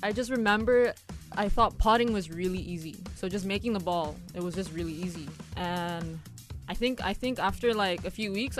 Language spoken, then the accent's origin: English; Jakarta, Indonesia; moved away as an adult; now in Malaysia; I grew up in Jakarta. And I actually only moved here about 3 years ago.